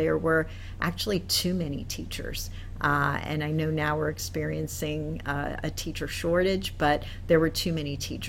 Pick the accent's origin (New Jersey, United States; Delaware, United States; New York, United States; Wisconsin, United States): Wisconsin, United States; Milwaukee; moved away as an adult; also born or lived in North Carolina / Louisville, Kentucky; now in Baltimore, United States; I'm originally from Milwaukee, Wisconsin, and grew up in Milwaukee.